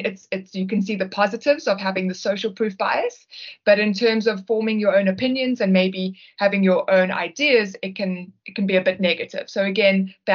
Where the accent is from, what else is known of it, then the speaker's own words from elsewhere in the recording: South Africa; we're from South Africa